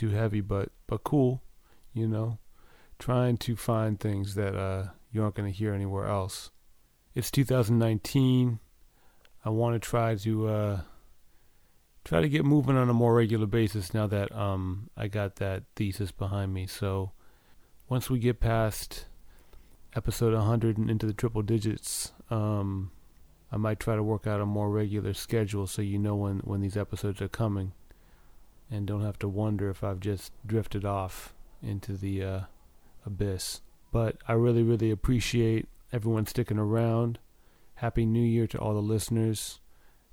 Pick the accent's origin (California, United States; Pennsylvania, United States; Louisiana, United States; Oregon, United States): Oregon, United States; Mount Hood area; born or raised there